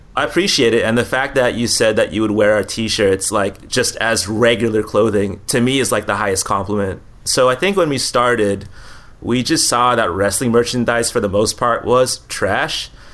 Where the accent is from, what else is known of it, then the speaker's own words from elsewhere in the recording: Philippines; I'm Filipino